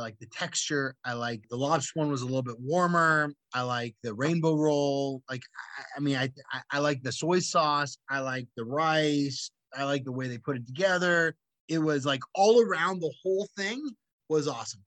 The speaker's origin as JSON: {"language": "English", "town": "Cupertino", "region": "California", "country": "United States", "tie": "born or raised there", "said": "I grew up in Cupertino, California, which is like Mary Poppins town"}